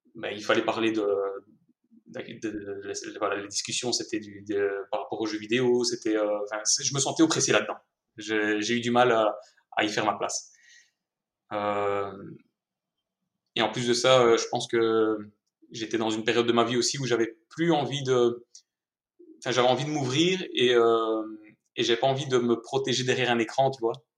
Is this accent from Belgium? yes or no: yes; Mons, Wallonia, Belgium; accent: Belgian; je suis belge, si jamais ça ne s'était pas encore entendu à l'accent